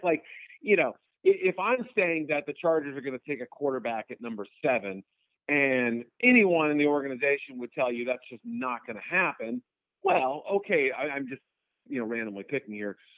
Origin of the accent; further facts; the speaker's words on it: New England, United States; now in Chicago, United States; I grew up in New England